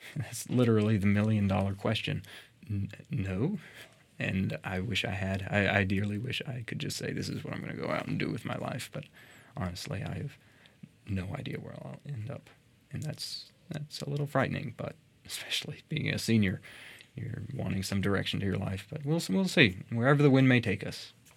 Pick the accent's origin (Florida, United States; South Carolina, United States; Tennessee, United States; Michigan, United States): Tennessee, United States; Murfreesboro; I was born here in Murfreesboro, and I've lived here pretty much my entire life